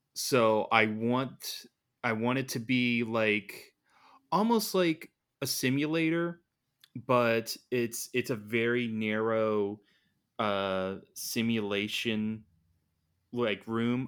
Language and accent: English; United States; being an American